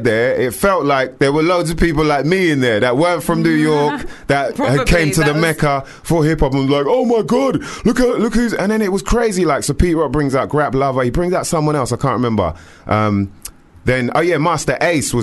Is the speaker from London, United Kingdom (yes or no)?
yes; London, United Kingdom; I came all the way from London